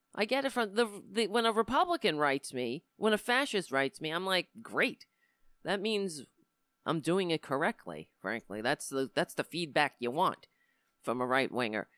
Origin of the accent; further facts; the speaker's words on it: New York, United States; I live in New York. I was born in New York. I, I hate my accent